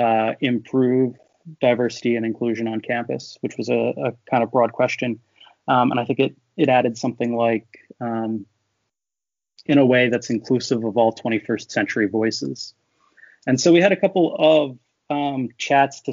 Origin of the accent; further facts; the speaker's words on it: Philadelphia area, Pennsylvania, United States; I grew up around here